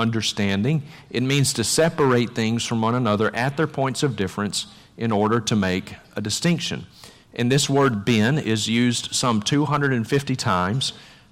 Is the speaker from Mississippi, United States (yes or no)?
yes; Vicksburg, Mississippi, United States; my hometown of Vicksburg, Mississippi